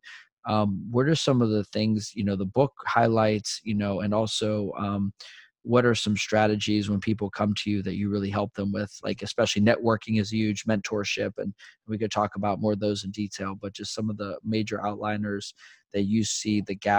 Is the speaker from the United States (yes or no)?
yes; Fort Benning, Georgia, United States; born there; And I was born in Fort Benning and my whole family served.